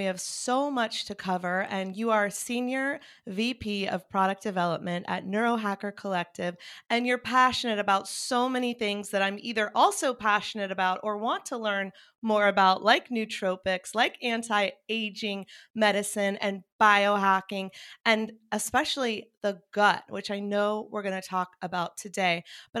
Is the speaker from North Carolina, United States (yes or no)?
yes; North Carolina, United States; now in Los Angeles, United States; And I was coming from North Carolina. I had lost both of my parents to long battles with cancer. I had seen Western medicine fail them. And then I moved